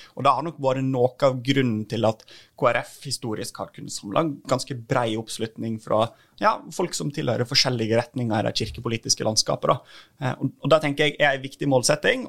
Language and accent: Norwegian; Norway; Jeg kommer fra en typisk distriktskommune der vi trenger at flere har lyst til å bo og bygge